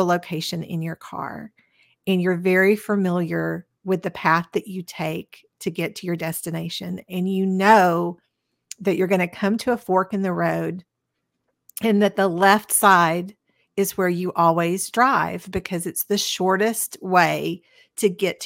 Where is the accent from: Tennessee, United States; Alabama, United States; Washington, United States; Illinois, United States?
Tennessee, United States; Cleveland; I grew up in Cleveland, Tennessee, which is very close to Chattanooga.